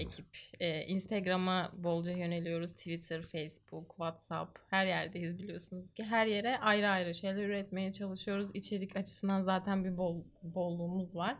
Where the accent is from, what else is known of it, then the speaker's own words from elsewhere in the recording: Istanbul, Turkey; Ben İstanbulluyum